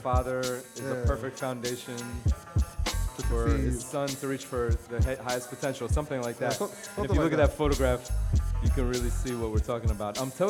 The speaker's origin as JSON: {"language": "English", "town": "New York City", "region": "New York", "country": "United States", "tie": "born or raised there", "said": "My fellow Brooklyn native."}